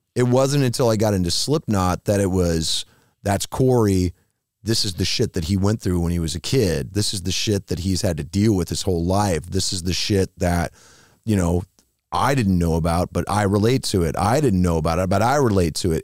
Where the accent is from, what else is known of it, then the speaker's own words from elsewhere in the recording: Iowa, United States; moved away; I'm from Iowa